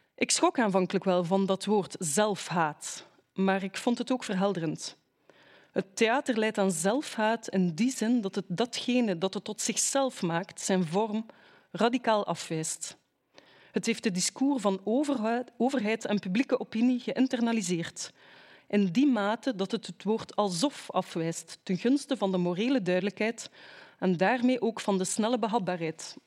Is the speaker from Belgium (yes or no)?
yes; Ghent, Flanders, Belgium; mijn thuisstad, het mooie Gent